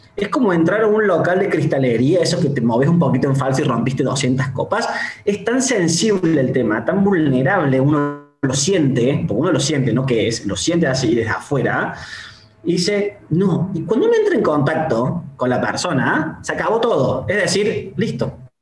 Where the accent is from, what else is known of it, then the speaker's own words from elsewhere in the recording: Córdoba, Argentina; Yo soy directivo y soy de Córdoba